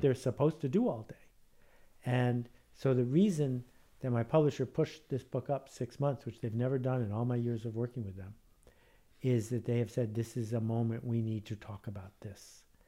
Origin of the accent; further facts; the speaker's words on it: Buffalo, New York, United States; growing up in Buffalo, New York.